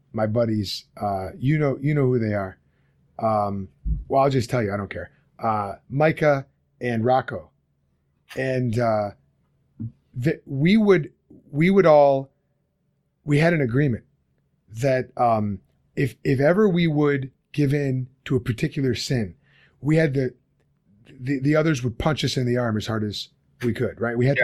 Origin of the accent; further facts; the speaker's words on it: Lombard, Illinois, United States; now in Chicago, United States; I didn't enjoy growing up in Lombard per se.